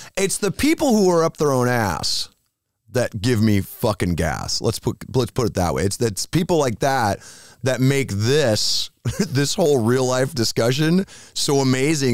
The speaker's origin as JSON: {"language": "English", "region": "Iowa", "country": "United States", "moved": "yes", "said": "I'm from Iowa"}